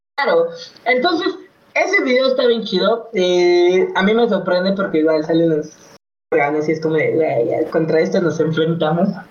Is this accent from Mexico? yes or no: yes; Mexico; te sientes orgulloso de ser mexicano